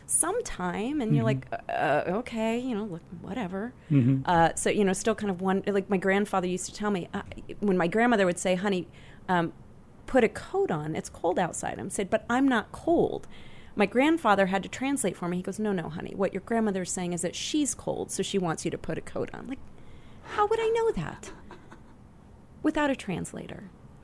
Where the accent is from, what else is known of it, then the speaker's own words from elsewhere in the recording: Midwest, United States; growing up in the Midwest